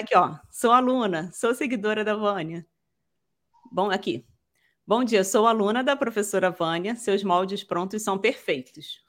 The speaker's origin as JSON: {"language": "Portuguese", "area": "Rio", "region": "Rio de Janeiro", "country": "Brazil", "said": "eu sou daqui do Rio"}